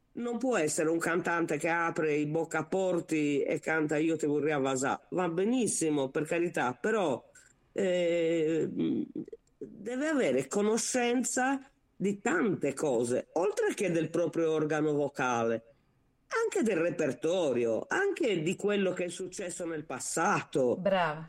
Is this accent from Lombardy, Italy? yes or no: no; Sardinia, Italy; da buona sarda